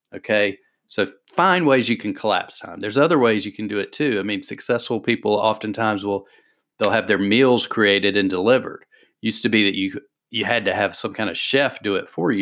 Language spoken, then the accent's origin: English; the South, United States; I'm from the South, I already talk slow.